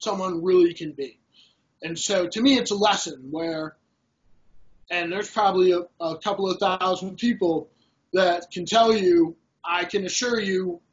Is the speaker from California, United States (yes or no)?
yes; Los Angeles, California, United States; now in Cleveland, United States; I'm originally from Los Angeles